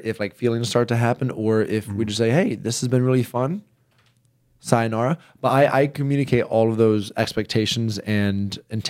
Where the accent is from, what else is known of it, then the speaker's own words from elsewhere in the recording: the South, United States; I grew up in the South.